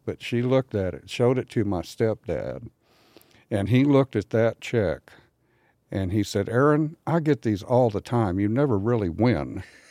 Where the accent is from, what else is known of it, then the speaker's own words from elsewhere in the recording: San Antonio, Texas, United States; No, I'm from Texas, and I'll tell you what, I think this will make sense to you. Being from San Antonio, that's a wide open kind of a desert area.